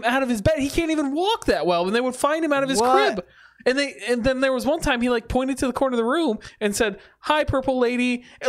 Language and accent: English; Michigan, United States; I grew up on the other side of Michigan. We're both from Michigan. I grew up on the other side, and we get snow all the time because of the lake effect, right?